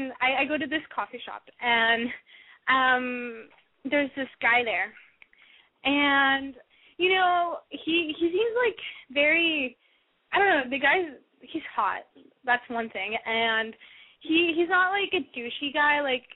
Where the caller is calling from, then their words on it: San Francisco, California, United States; I'm …, and I'm calling, well, I'm currently in San Francisco.